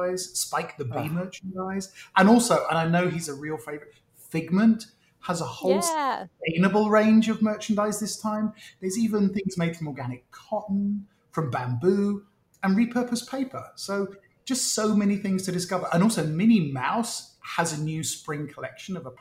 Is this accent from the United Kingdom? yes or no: yes; United Kingdom; now in United States; being British